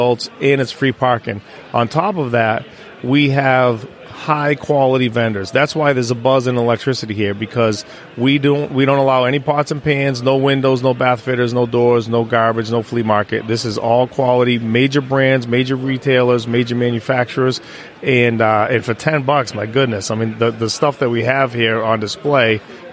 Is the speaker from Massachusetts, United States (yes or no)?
yes; Worcester, Massachusetts, United States; I grew up in Worcester